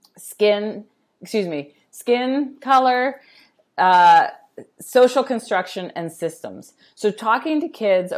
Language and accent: English; Pittsburgh, Pennsylvania, United States; I grew up in Pittsburgh with the Carnegie Museum